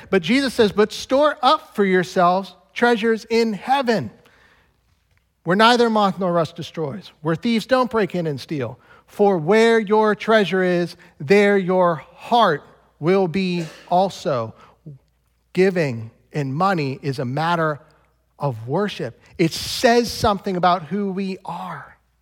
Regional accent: United States; I'm an American

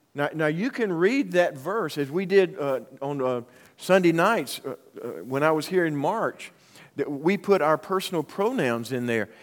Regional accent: Union, United States; my hometown of Union

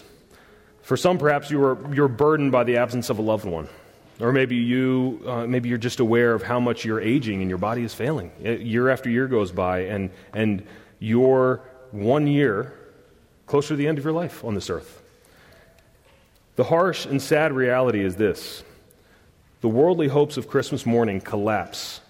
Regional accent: the South, United States; I'm from the South and I'm a redneck

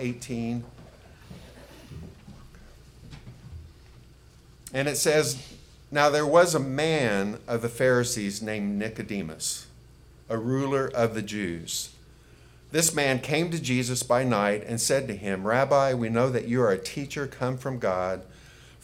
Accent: United States; I was born in the United States

